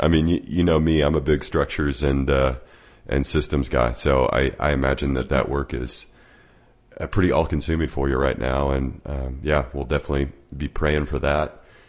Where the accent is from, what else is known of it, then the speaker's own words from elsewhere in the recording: Arkansas, United States; moved away; I'm from Arkansas